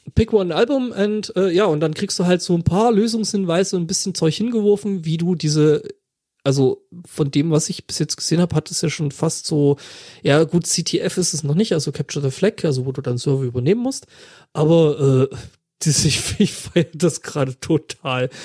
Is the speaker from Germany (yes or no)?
yes; Saxony, Germany; Räuchermännchen, die sind da, wo ich herkomme